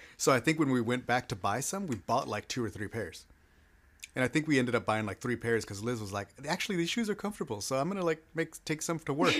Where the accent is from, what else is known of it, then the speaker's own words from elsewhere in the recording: Texas, United States; I'm a Texan